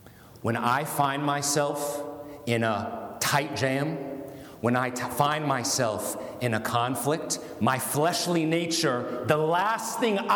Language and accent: English; United States; I'm an American